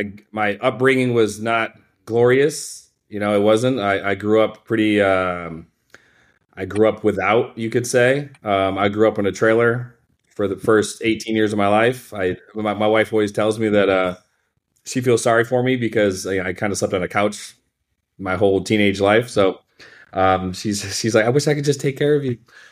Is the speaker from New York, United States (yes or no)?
yes; Rochester, New York, United States; All right. From Rochester, New York. My accent is gone because haven't been back in 20 years.